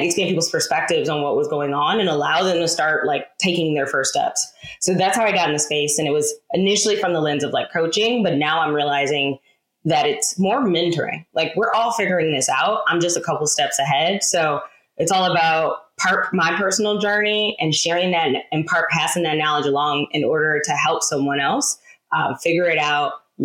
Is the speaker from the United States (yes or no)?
yes; Detroit, Michigan, United States; moved away as an adult; now in Charlotte, United States; I'm originally from Detroit, born and raised, turned domestic nomad.